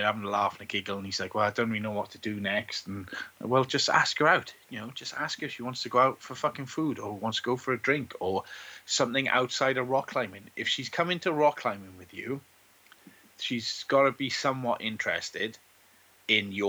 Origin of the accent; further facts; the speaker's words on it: Welsh Valleys, Wales, United Kingdom; As grizzled Welsh Valleys boys, the closest thing we get to fraternities is like the estate you grew up on